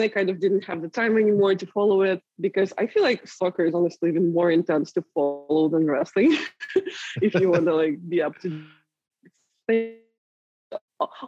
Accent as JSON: {"language": "English", "region": "Moscow", "country": "Russia", "tie": "born or raised there", "also_born_or_lived": "Spain / England", "moved": "as an adult", "lives_now": "United States", "said": "I did grow up in Russia and I was living there up until very recently"}